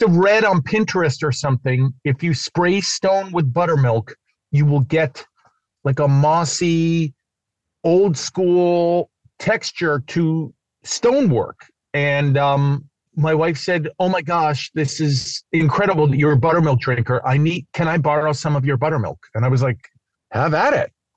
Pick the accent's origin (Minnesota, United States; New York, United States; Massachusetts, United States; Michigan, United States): New York, United States; New York City; now in California, United States; I'm from New York City